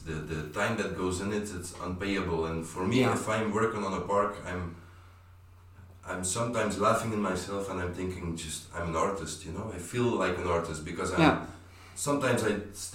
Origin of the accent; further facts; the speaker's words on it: Belgium; I grew up in Belgium